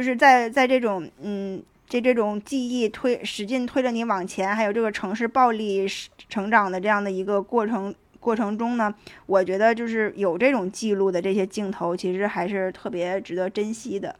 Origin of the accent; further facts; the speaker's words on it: Tangshan, Hebei, China; 就是用我们唐山那儿老话讲